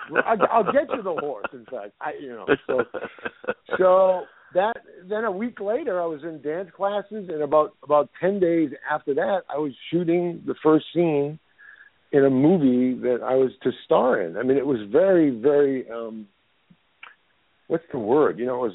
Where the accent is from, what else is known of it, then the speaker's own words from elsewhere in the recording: Somerville, Massachusetts, United States; moved away as an adult; also born or lived in New York; I'm from Somerville.